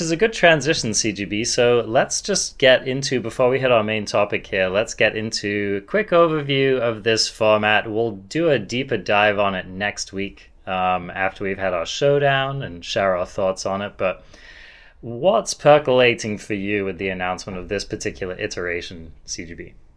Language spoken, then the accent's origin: English; England, United Kingdom; I'm English